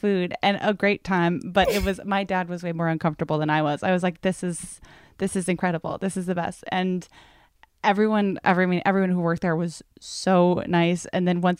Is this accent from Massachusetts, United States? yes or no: yes; Massachusetts, United States; I'm from Massachusetts and went to college there. And I was so excited to move to Boston